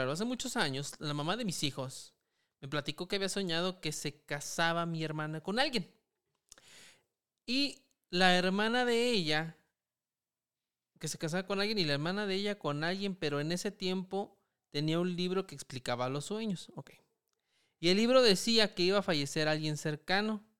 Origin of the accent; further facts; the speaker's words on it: Michoacán, Mexico; que somos de Michoacán, sí.